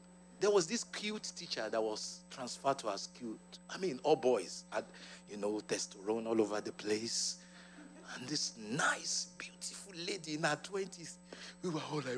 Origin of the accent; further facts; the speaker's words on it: Ibadan, Oyo, Nigeria; I grew up in Nigeria, and I'm proud of it.